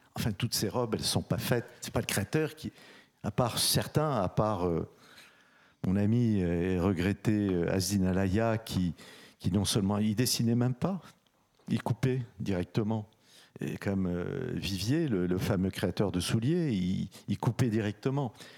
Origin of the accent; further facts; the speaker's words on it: Casablanca, Casablanca-Settat, Morocco; je suis né à Casablanca, au soleil, c'est là où j'ai eu ma première expérience de mode